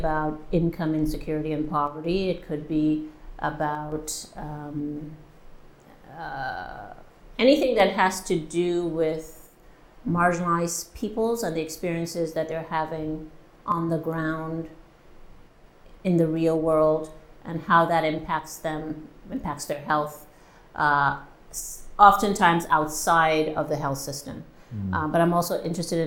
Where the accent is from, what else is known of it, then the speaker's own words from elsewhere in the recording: Montreal, Quebec, Canada; moved away as an adult; also born or lived in Trinidad and Tobago; now in Halifax, Canada; I was born in Montreal to Trinidadian parents. And I came to Halifax in 2008 to teach at Dalhousie